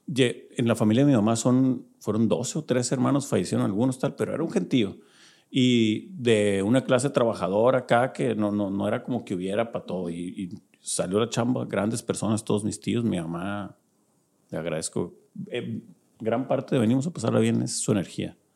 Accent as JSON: {"language": "Spanish", "town": "Culiacán", "region": "Sinaloa", "country": "Mexico", "said": "somos de Culiacán"}